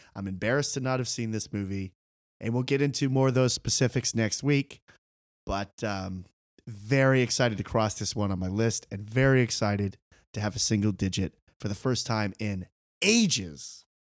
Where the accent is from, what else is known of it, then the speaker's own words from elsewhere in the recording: United States; as an American viewer